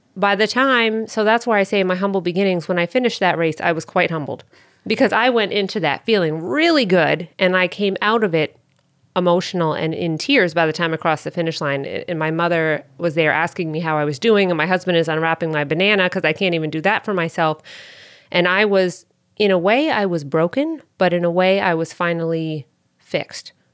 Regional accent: Northern New Hampshire, United States; moved away; I'm from Northern New Hampshire

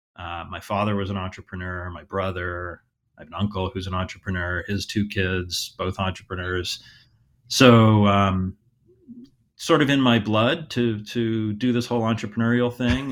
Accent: Hingham, Massachusetts, United States; also born or lived in Columbus, Ohio; I grew up outside of Boston, uh, about thirty miles south of Boston, a town called Hingham.

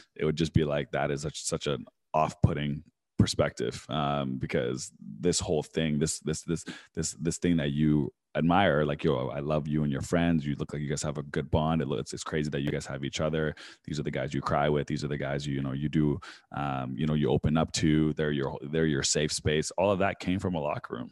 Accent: Vancouver, British Columbia, Canada; I grew up in Vancouver

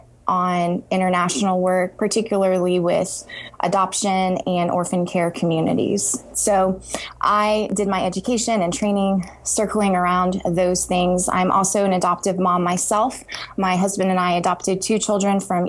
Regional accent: Texas, United States; moved away as an adult; also born or lived in Kentucky; I grew up in Texas and went to grad school in Kentucky

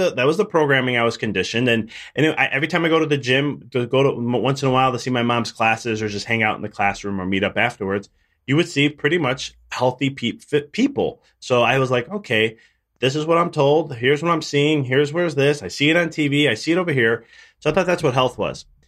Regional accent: Chicago, Illinois, United States; I'm from, originally from Chicago

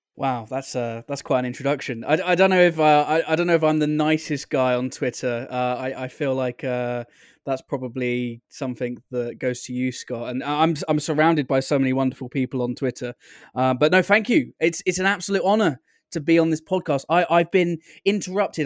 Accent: United Kingdom; as a Brit

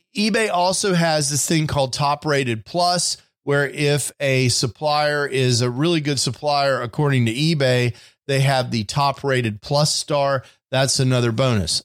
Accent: Houston, Texas, United States; now in Dallas, United States; When I was a kid, I grew up in Houston, Texas

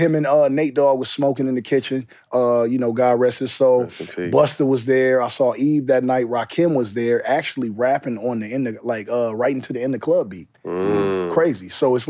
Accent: Compton, California, United States; But I'm from Compton. So when I was recording, them niggas was thinking like I was on some New York freestyle shit.

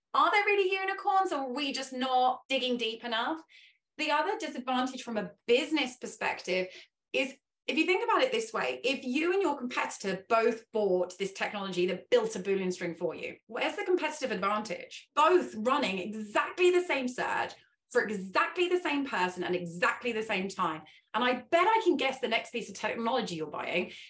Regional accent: England, United Kingdom; first language English; I am English, that is my native language

